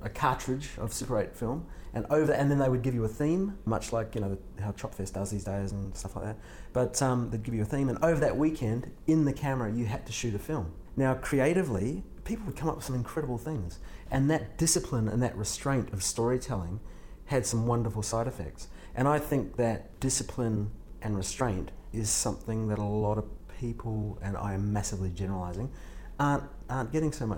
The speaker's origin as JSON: {"language": "English", "country": "New Zealand", "tie": "born or raised there", "also_born_or_lived": "San Diego, California / Australia", "accent": "Australian", "moved": "as an adult", "lives_now": "United States", "said": "So I grew up in New Zealand, and then moved to Australia in my early 20s"}